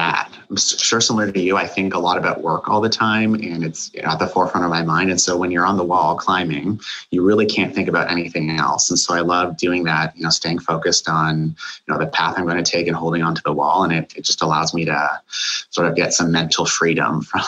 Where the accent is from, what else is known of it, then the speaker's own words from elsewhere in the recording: Canada; moved away as an adult; also born or lived in Ontario, Canada; now in United States; I'm actually Canadian.